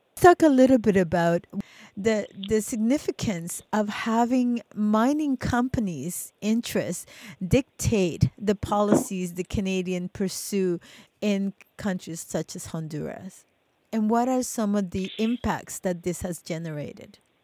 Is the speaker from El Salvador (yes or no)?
yes; El Salvador; moved away; when I was a kid um, growing up in El Salvador under the war